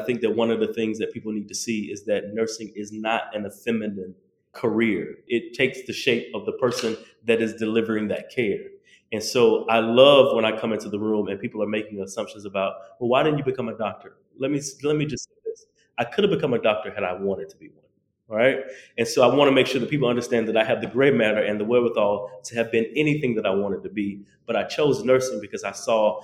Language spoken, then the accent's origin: English; the South, United States; me being a Southerner from the South